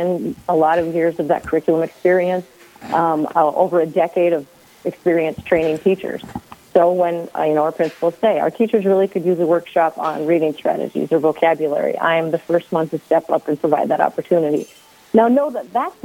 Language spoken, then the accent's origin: English; Bemidji, Minnesota, United States; moved away; I grew up in the area. I'm from Bemidji, and so this is a bit of a coming home for me